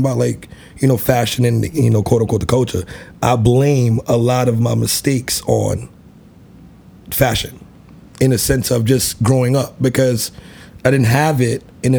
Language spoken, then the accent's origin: English; New York City, New York, United States; also born or lived in Crown Heights, Brooklyn; I was born in Crown Heights, raised in Coney Island